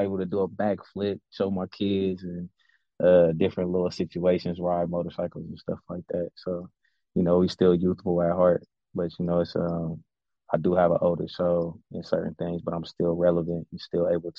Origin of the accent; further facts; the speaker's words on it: Columbus, Ohio, United States; And I'm from Columbus, Ohio, born and raised. I'm 34 years old, man.